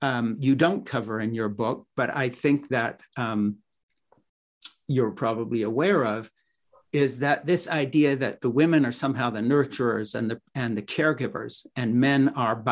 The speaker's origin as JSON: {"language": "English", "country": "Switzerland", "tie": "born or raised there", "moved": "yes", "said": "the village I grew up in Switzerland"}